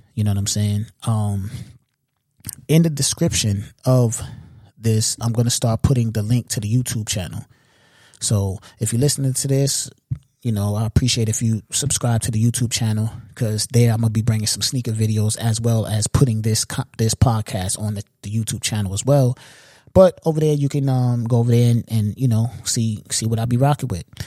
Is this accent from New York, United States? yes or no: yes; New York, United States; I'm a New Yorker